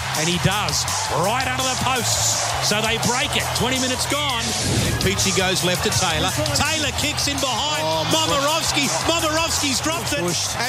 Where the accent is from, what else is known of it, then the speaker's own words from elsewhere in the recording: Sydney, New South Wales, Australia; the part of the world I grew up around Redfern there.